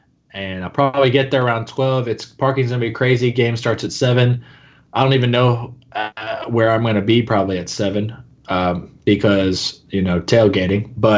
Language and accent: English; Georgia, United States; I'm probably different than the typical Florida fan just because I grew up in Georgia.